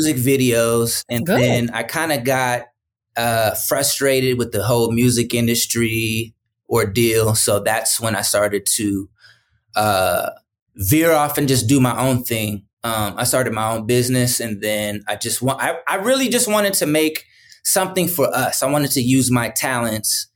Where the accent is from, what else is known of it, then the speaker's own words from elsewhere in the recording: San Francisco, California, United States; I'm from the Bay Area. I'm not from Richmond. I'm from San Francisco